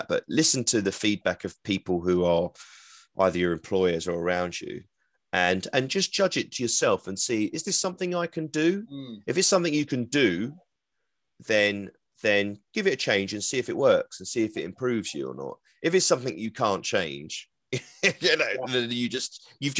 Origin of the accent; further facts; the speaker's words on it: London, United Kingdom; accent: East London; I'm from East London. I could get really thick with the East London accent